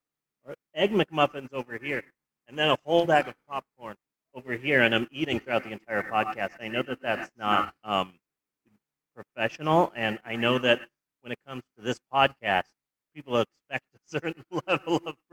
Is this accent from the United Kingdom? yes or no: no; United States; Technically, I am American, so that's one plus.